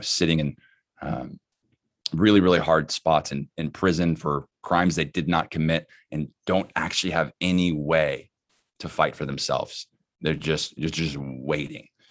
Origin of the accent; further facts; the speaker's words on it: Dallas, Texas, United States; moved away; I'm from Dallas, uh, not from California.